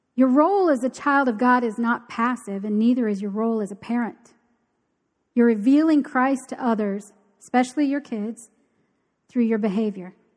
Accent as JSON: {"language": "English", "town": "Key Largo", "region": "Florida", "country": "United States", "tie": "born or raised there", "said": "I grew up in Key Largo."}